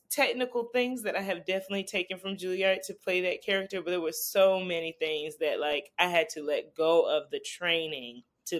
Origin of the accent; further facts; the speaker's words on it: Greenville, South Carolina, United States; I grew up in Greenville, South Carolina. So for me, it wasn't really just go out there because there wasn't much to go to.